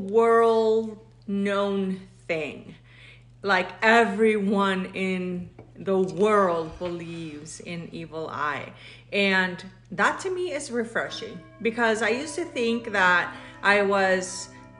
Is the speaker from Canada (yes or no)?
no; Mexico; now in United States; I'm Mexican, but I've been living in the United States since